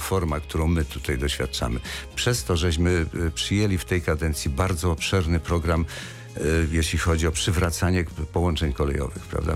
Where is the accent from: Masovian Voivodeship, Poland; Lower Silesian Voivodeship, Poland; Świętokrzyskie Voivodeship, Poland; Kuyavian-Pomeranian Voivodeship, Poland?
Lower Silesian Voivodeship, Poland; Wrocław; jako wrocławianin